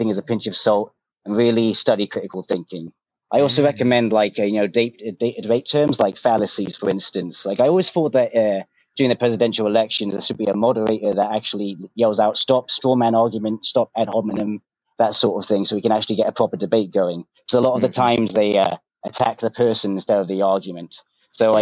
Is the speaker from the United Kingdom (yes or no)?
yes; London, United Kingdom; also born or lived in New York; now in New Jersey, United States; I'm from London, but I moved to New York, and then I just moved to Jersey about a year ago.